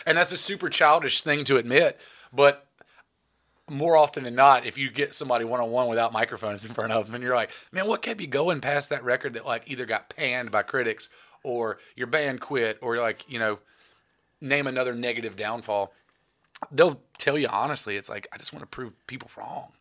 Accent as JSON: {"language": "English", "town": "Reidsville", "region": "North Carolina", "country": "United States", "tie": "born or raised there", "said": "I'm from Reedsville, North Carolina"}